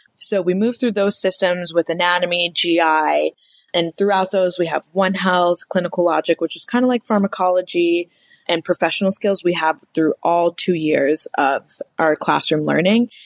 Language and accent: English; Evanston, Illinois, United States; moved away as an adult; also born or lived in Ohio / Kentucky; now in Arizona, United States; I'm originally from Evanston, Illinois, which is right outside of Chicago. Most people just say Chicago, Illinois grew up there